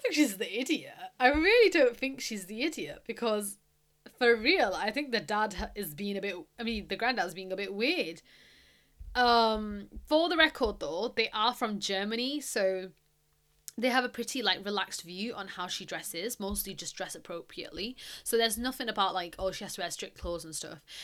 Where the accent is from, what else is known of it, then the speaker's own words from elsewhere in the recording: United Kingdom; I am British, okay? I am not American.